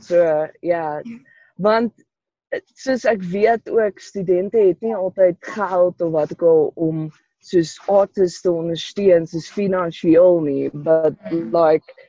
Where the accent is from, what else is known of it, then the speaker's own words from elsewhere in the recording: Polokwane, Limpopo, South Africa; Ek kom van Polokwane af